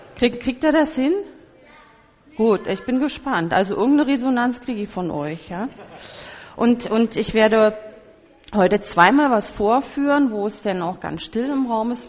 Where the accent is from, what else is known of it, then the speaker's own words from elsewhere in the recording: Berlin, Germany; ich als Berlinerin